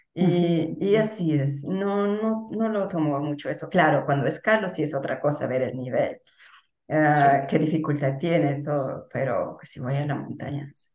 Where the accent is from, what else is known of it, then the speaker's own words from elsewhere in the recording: Peru; el lugar donde nací y pasé los primeros mm, años de mi vida